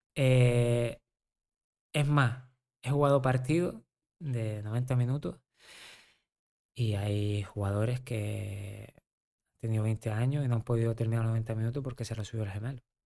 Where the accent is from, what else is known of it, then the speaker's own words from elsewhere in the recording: Canary Islands, Spain; Yo, que soy canario, estuve 10 años.